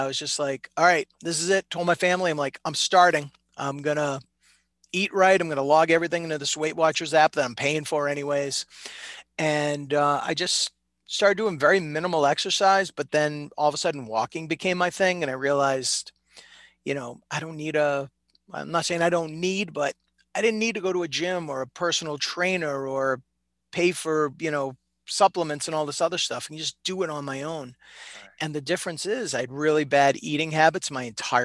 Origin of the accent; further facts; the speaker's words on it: Reading, Massachusetts, United States; I grew up in Reading, Mass. My whole life